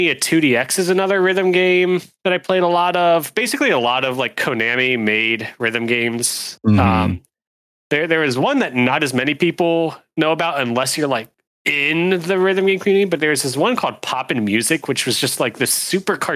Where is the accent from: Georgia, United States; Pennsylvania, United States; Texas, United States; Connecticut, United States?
Pennsylvania, United States; I grew up in Pennsylvania